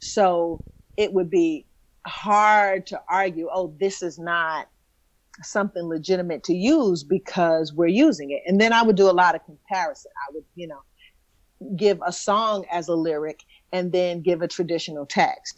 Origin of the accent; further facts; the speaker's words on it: New York City, New York, United States; also born or lived in Bronx; I, I, I, went to high school in the Bronx, but I'm from Brooklyn